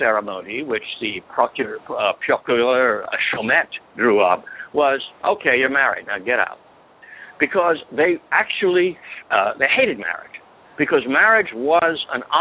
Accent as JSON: {"language": "English", "region": "South Carolina", "country": "United States", "tie": "born or raised there", "said": "the state where I grew up, I was not born there, but I grew up in South Carolina"}